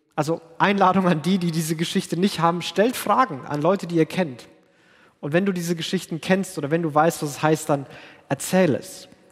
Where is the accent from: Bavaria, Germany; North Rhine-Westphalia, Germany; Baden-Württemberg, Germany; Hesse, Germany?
Bavaria, Germany; Franconia; bin Franke, wo alle so reden und denken und aussehen wie ich